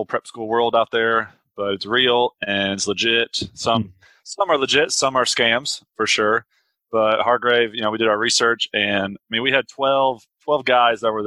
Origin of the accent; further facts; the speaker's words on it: Atlanta, Georgia, United States; I'm from Atlanta, Georgia. I'm 28 years old, and I went to high school in Atlanta at Marist.